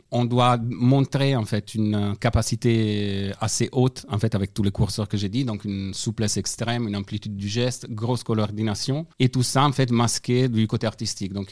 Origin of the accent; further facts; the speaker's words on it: Italy; accent: Italian; French is a second language; now in France; Alors, mon parcours, moi je suis d'origine italienne. Enfin, je suis italienne.